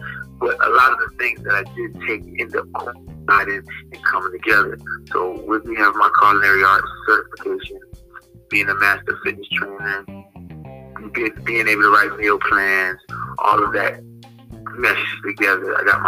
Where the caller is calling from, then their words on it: Pompano Beach, Florida, United States; American. I'm calling from Pompano Beach, Florida.